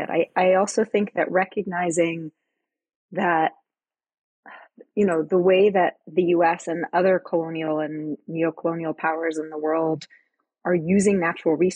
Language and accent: English; Costa Rica; also born or lived in New Hampshire, United States; Born in New Hampshire. I was born in a really rural area. And when I was about three, my parents moved to Costa Rica. So I'm, you know, from the US, I'm a US citizen, but spent most of my childhood in a small town in th